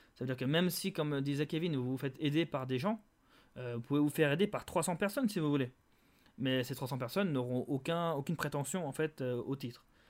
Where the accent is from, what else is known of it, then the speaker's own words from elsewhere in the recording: Geneva, Switzerland; on est tous de Genève.